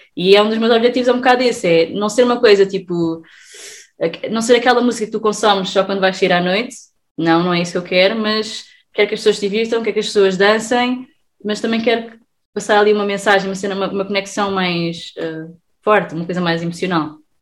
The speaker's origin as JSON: {"language": "Portuguese", "town": "Sesimbra", "region": "Setúbal", "country": "Portugal", "said": "eu sou de Sesimbra"}